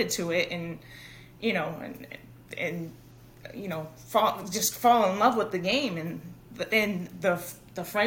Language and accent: English; Lynn, Massachusetts, United States; accent: Boston; now in Danvers, United States; I played baseball for the Pine Hill Little League of Lynn, Massachusetts, my hometown